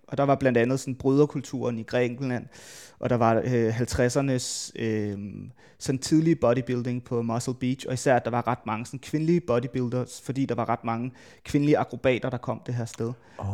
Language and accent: Danish; Værløse, Capital Region of Denmark, Denmark; hvis man tager det sted, jeg er fra, jeg er fra Værløs, øh, lidt uden for København